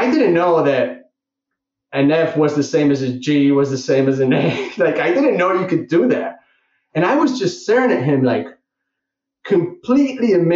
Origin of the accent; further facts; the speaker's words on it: Barcelona, Catalonia, Spain; I'm from Barcelona